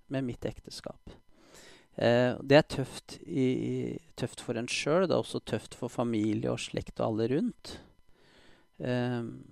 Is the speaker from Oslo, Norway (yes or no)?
yes; Oslo, Norway; jeg er eh, født og oppvokst i Oslo